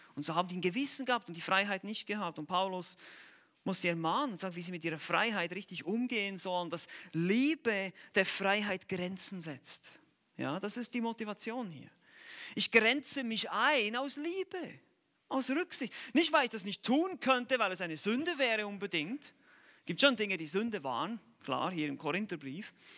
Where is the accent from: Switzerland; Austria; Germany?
Switzerland; wir Schweizer